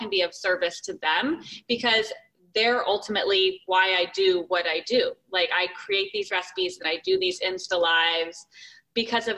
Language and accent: English; Arizona, United States; also born or lived in San Francisco / Los Angeles; now in California, United States; I'm in California, I grew up in Arizona